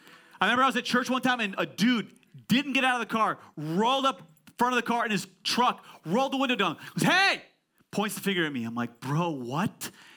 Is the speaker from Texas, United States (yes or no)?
no; California, United States; I'm from Silicon Valley, Pastor Ali.